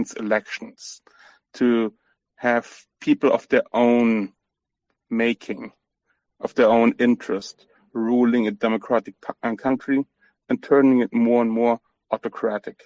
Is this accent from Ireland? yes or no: no; Germany; I'm from Germany. I'm born, raised in Germany. My ancestry is all over Eastern Europe